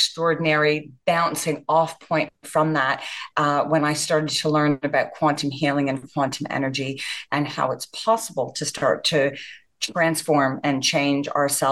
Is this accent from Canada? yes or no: yes; Canada; moved away as an adult; also born or lived in Japan; I was born and raised in Canada